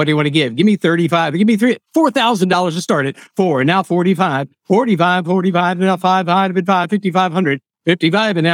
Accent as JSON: {"language": "English", "town": "Mount Joy", "region": "Pennsylvania", "country": "United States", "tie": "born or raised there", "said": "I've lived in Lancaster County all my life. I grew up in Mount Joy"}